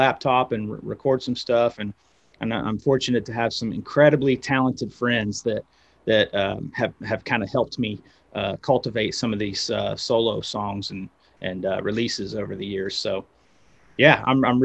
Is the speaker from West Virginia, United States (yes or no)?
yes; West Virginia, United States; moved away as an adult; also born or lived in Los Angeles, United States; now in Knoxville, United States; I moved from West Virginia, I moved to Knoxville, went to school at University of Tennessee